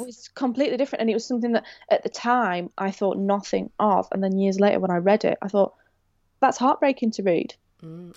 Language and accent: English; Rotherham, Yorkshire and the Humber, United Kingdom; I'm from Rotherham